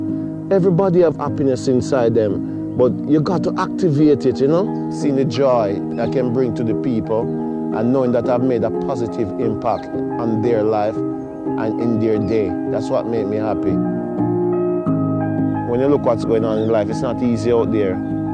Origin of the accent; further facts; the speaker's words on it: Jamaica; now in London, United Kingdom; Growing up in Jamaica, everybody's like a mini MC.